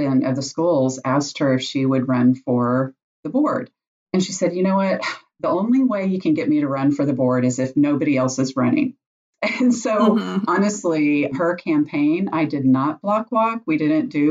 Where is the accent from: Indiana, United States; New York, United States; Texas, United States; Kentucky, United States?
Texas, United States; Dallas; I grew up in Dallas, Texas, and lived there through elementary and high school